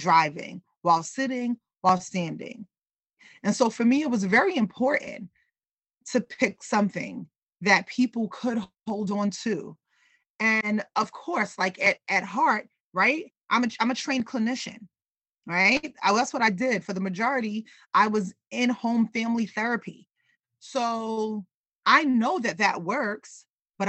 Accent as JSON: {"language": "English", "town": "New York City", "region": "New York", "country": "United States", "tie": "born or raised there", "said": "I grew up in New York City"}